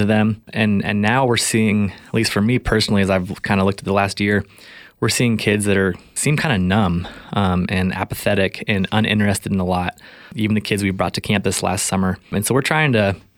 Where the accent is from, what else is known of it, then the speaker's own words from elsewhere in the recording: Spokane, Washington, United States; I grew up here in Spokane for the most part, attended Chatel Park High School